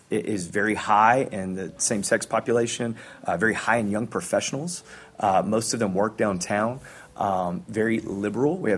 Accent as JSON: {"language": "English", "town": "Memphis", "region": "Tennessee", "country": "United States", "said": "I'm from Memphis."}